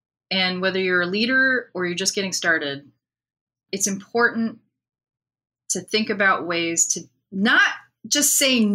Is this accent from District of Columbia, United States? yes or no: yes; Washington, District of Columbia, United States; also born or lived in Pittsburgh, Pennsylvania; now in Austin, United States; I live in Austin, Texas. I grew up in Washington, D.C., and I grew up around politics